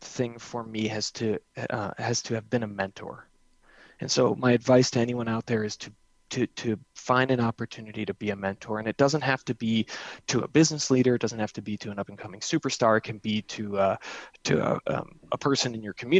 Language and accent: English; New Jersey, United States; also born or lived in New England; now in Denver, United States; I grew up in New Jersey, by the way, spent a lot of time in New England, and now I've lived in Denver twice